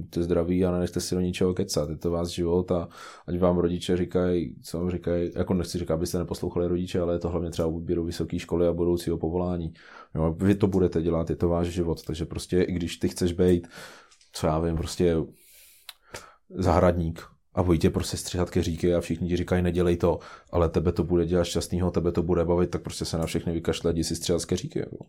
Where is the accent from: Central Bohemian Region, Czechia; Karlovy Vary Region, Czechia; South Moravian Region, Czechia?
Central Bohemian Region, Czechia; Karlštejn; já pocházím z Karstejna